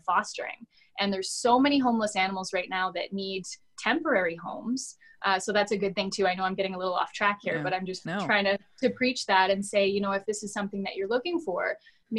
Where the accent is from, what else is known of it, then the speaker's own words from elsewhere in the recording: London, Ontario, Canada; my hometown of London, Ontario